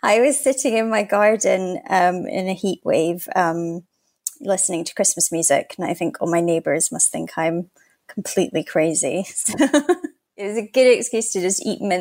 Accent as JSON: {"language": "English", "region": "Scotland", "country": "United Kingdom", "tie": "born or raised there", "also_born_or_lived": "Canada", "said": "we moved to Scotland"}